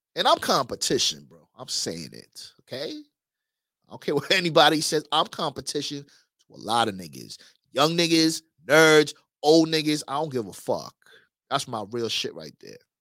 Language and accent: English; New York, United States; moved away; also born or lived in Miami; I was from New York. I had that New York swag.